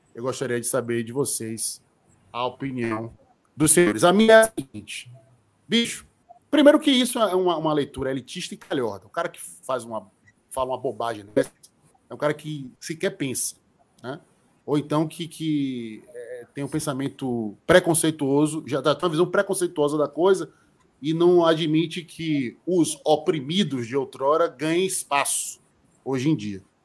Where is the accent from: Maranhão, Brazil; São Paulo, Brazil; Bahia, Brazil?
Bahia, Brazil; Salvador; eu cresci no Joelho da Federação e andando para Fonte Nova